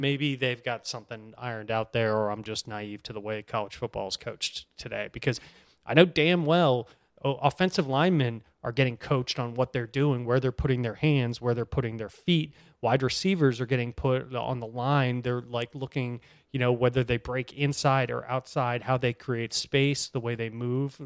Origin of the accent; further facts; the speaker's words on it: Boston, Massachusetts, United States; I'm from Boston.